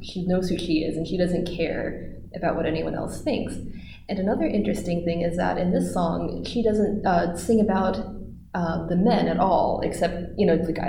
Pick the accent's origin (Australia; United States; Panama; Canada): United States; as an American woman.